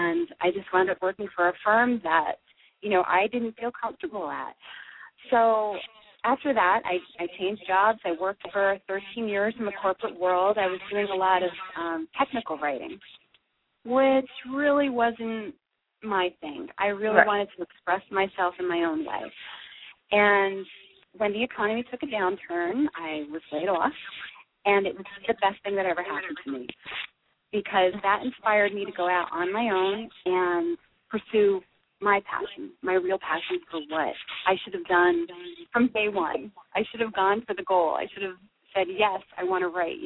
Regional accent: Toms River, New Jersey, United States; I grew up in Toms River, New Jersey, so I'm your typical Jersey girl

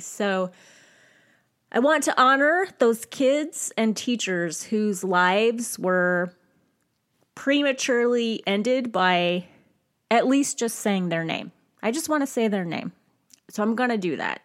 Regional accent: United States; as an American

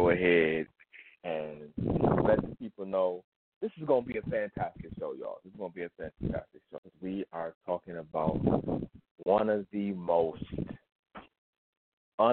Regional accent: Michigan, United States; my home state of great old Michigan

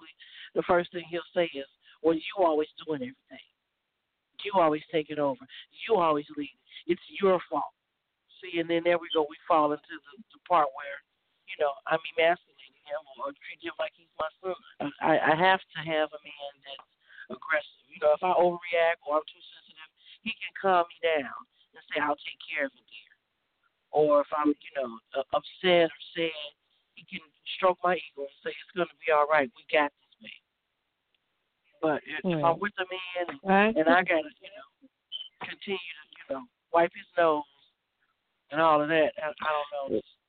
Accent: California, United States

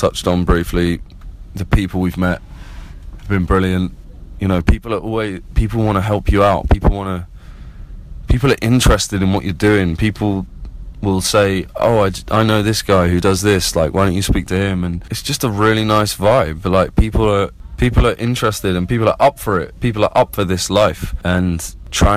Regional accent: Plymouth, South West England, United Kingdom; now in London, United Kingdom; I'm from Plymouth down in the southwest and, you know, grew up on beaches and in the woods and on the moors

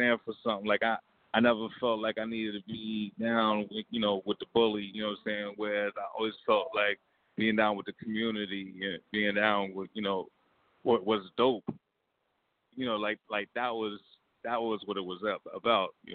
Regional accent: New York City, New York, United States; I'm from Queens

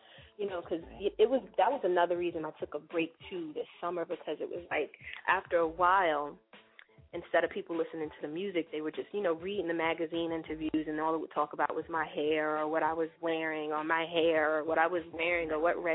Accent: New Jersey, United States; moved away as an adult; also born or lived in Brooklyn, New York; now in New York, United States; I'm a Jersey girl. That's where my roots are. My roots are all in Jersey. Grew up there, went to school there.

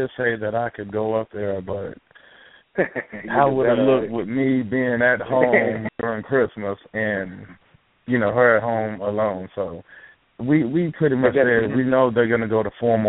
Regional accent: Detroit, Michigan, United States; moved away; I'm actually from the Midwest, from Detroit.

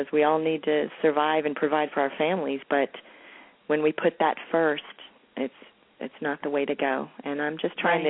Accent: Hialeah, Florida, United States; also born or lived in New York; now in Marietta, United States; In Miami, actually a town called Hialeah, not far from Miami

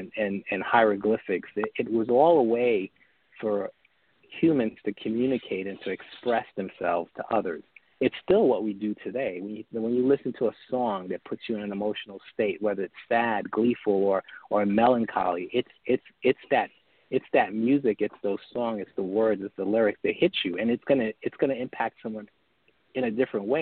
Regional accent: New York City, New York, United States; I grew up in New York City

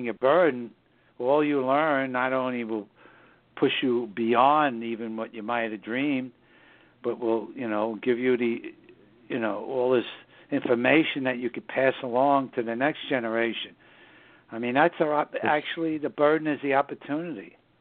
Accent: New York City, New York, United States; born or raised there; also born or lived in southern Hudson Valley, New York

